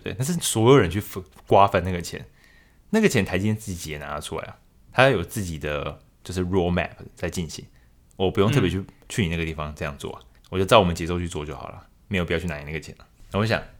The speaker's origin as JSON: {"language": "Chinese", "country": "Taiwan", "said": "其实就是一般的听众，或者说身为台湾人来说，会有什么样的想法，或是跟我一样这种感觉吗？"}